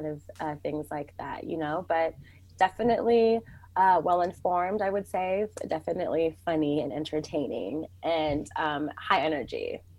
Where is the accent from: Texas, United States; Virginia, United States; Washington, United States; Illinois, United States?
Washington, United States; Mountlake Terrace; who's going to know Mount Lake Terrace if you say that? I'm from Mount Lake Terrace.